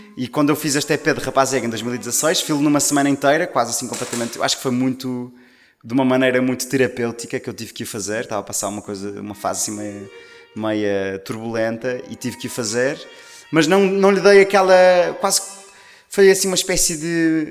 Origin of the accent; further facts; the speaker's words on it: Maia, Norte, Portugal; now in Lisbon, Portugal; Eu sou do Norte. Maia. sou da Maia, sim. Uh, exato, eu sou da Maia, mas agora moro em Lisboa.